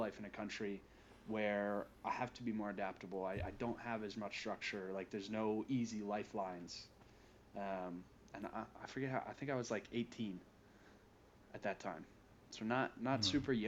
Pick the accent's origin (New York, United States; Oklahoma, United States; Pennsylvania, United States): Pennsylvania, United States; Bucks County; moved away; also born or lived in New Mexico; my real like growing up years were spent in a suburb of Philadelphia called Bucks County